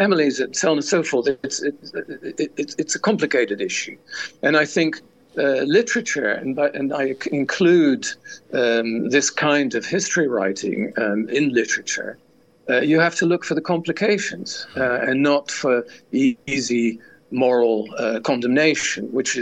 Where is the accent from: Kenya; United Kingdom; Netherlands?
Netherlands; I grew up in the shadow of the war. And in a country that had been occupied